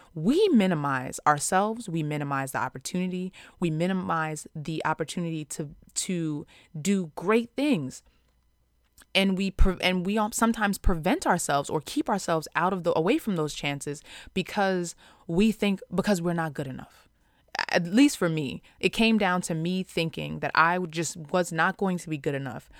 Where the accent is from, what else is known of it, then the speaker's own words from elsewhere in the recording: Long Island, New York, United States; growing up in Long Island, which is, um, one of the most residentially segregated places in America